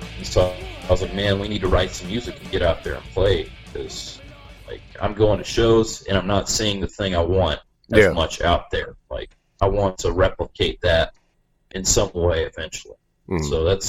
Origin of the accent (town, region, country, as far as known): Charlotte, North Carolina, United States; born or raised there